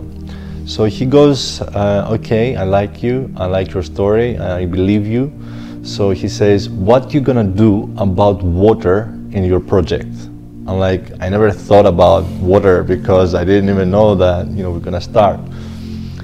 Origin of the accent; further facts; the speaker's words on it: Greece; moved away; also born or lived in Zanzibar; I was born in Greece